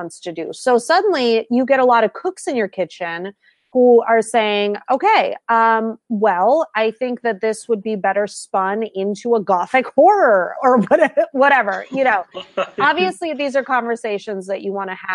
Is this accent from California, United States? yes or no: yes; California, United States; moved away as an adult; also born or lived in New York City; now in Minnesota, United States; I'm from California